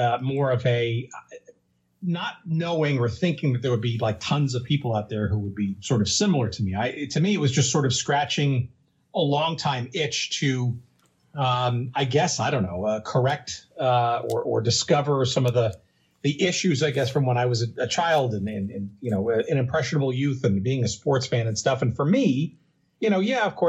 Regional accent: New Jersey, United States; Growing up in New Jersey

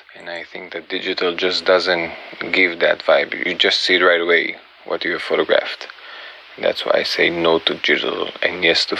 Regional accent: Israel; I'm from Israel.

